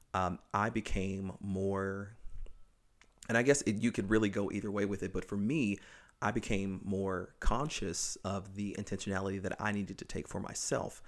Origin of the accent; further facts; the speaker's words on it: the South, United States; moved away; I grew up in the South